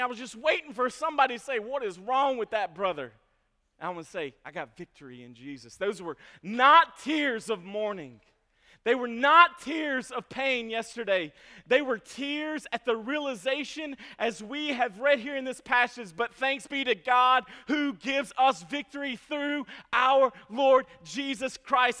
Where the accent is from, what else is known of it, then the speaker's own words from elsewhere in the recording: Franklin, Kentucky, United States; I grew up in Franklin, Kentucky